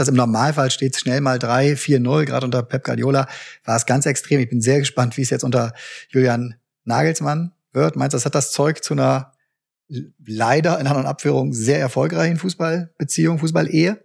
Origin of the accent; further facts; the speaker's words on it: Bremen, Germany; ich als Bremer